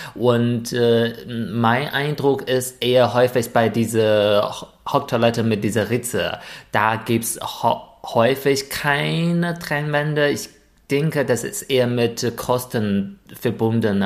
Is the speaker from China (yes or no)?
yes; China; born or raised there; German is a second language; moved away as an adult; now in Germany